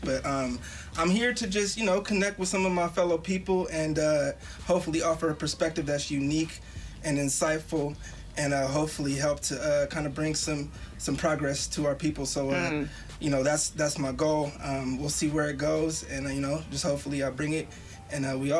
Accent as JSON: {"language": "English", "region": "Northern California", "country": "United States", "said": "I am from Northern California, Vacaville to be more specific. You know, people like to argue whether or not that's the Bay Area, so I'll stay out of that conversation. But, you know, it's Northern California"}